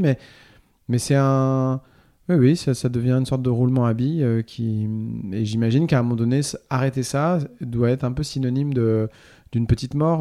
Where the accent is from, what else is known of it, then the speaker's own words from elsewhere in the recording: Normandy, France; j'ai grandi en Normandie